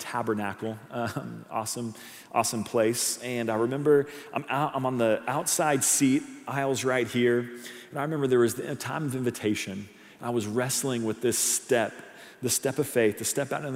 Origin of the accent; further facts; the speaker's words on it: Edmond, Oklahoma, United States; moved away; I'm actually from Edmond, Oklahoma, Oklahoma City. That's where I grew up, born and raised